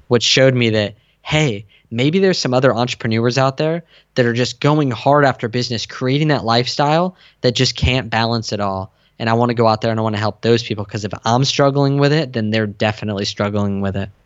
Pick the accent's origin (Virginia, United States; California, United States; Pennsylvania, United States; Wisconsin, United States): California, United States; San Diego; I grew up in San Diego